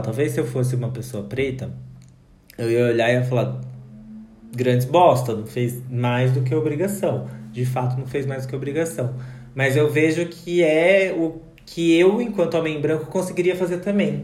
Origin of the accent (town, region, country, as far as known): Brazil